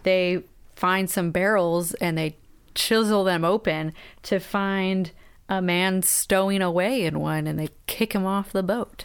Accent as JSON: {"language": "English", "country": "United States", "said": "we are deeply American"}